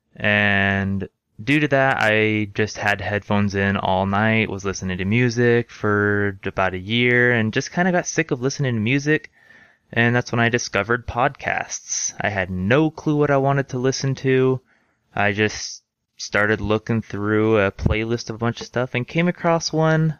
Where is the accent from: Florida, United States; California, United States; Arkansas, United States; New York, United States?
California, United States; Orange County, Southern; moved away as an adult; now in Utah, United States; I was raised in Southern California, right in the heart of Orange County